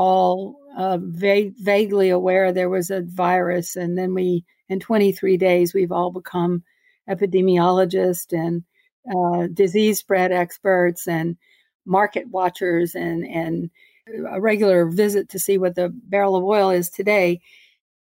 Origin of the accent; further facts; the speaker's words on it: Beaumont, Texas, United States; now in Houston, United States; growing up in Beaumont, Texas